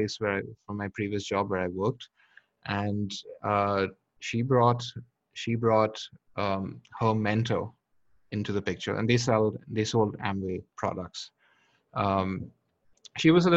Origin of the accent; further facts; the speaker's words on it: India; moved away; I'm from India